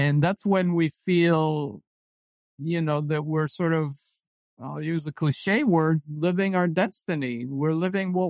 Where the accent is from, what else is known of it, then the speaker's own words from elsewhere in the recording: Israel; moved away as an adult; I was born and raised in Israel, and like all Israeli men, I was drafted into the military